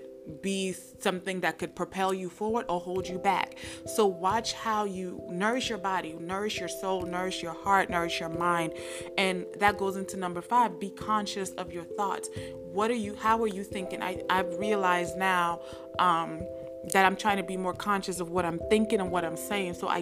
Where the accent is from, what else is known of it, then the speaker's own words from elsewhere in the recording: United States; accent: American; also born or lived in Nigeria; my American accent